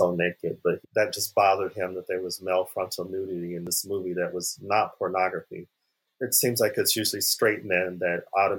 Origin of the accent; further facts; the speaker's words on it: Phoenix, Arizona, United States; moved away; I'm from Arizona, Phoenix